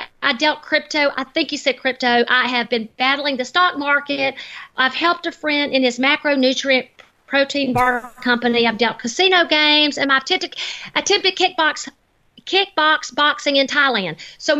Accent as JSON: {"language": "English", "region": "the South", "country": "United States", "tie": "born or raised there", "lives_now": "Henderson, United States", "said": "Henderson, Nevada now. But when he says McDonald's and Walmart and Sears and naming all these companies that I grew up with in the South, I thought, that's my kind of guy right there."}